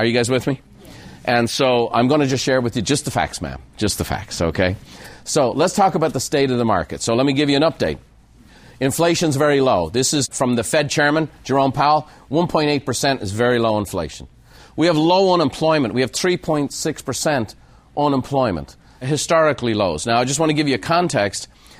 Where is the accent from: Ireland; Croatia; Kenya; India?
Ireland; now in United States; that's why today you need to know I'm an Irishman. I'm a proud American by choice.